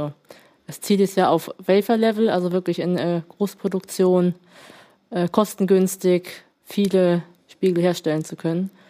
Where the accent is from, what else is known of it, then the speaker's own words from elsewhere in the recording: Hamburg, Germany; born there; now in Kiel, Germany; ja, geboren bin ich in Hamburg.